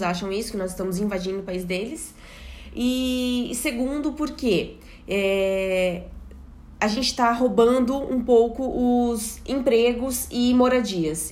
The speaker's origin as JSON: {"language": "Portuguese", "country": "Brazil", "accent": "Brazilian", "moved": "as an adult", "lives_now": "Portugal", "said": "eu era brasileira, pelo meu sotaque"}